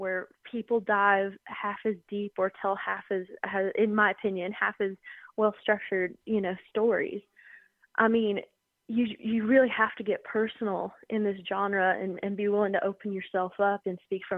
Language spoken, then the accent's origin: English; the Smokies, Tennessee, United States; growing up in the Smokies. We were pretty close to Great Smoky Mountain National